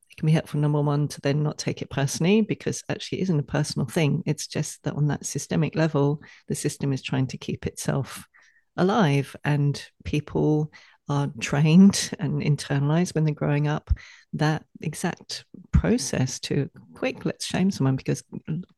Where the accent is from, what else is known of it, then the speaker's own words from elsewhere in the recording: England, United Kingdom; moved away; growing up in England